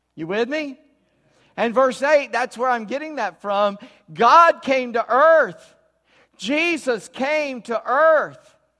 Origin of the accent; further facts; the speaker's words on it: United States; I'm an American. Born and will